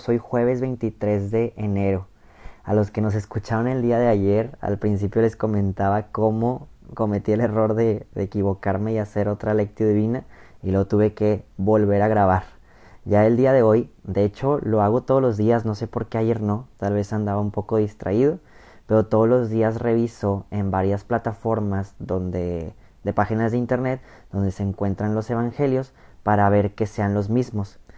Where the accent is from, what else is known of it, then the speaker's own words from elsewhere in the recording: Mexico; La mayoría de los que escuchan este canal somos mexicanos